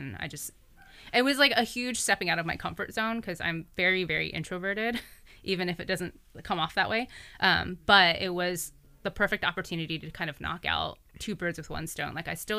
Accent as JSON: {"language": "English", "town": "Sacramento", "region": "California", "country": "United States", "tie": "born or raised there", "also_born_or_lived": "Seattle / San Francisco / Davis", "moved": "as an adult", "lives_now": "Brooklyn, United States", "said": "it's in my hometown in Sacramento."}